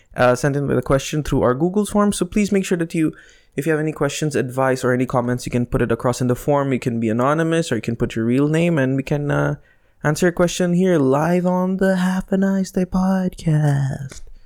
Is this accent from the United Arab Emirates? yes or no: yes; United Arab Emirates; accent: Indian; Janine and I were, were raised here in this country.